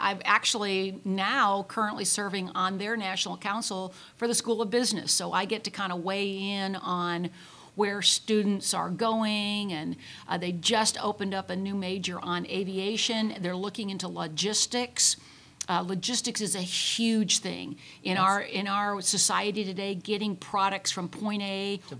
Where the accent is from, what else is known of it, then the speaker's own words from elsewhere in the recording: Tulsa, Oklahoma, United States; We came from the Tulsa area.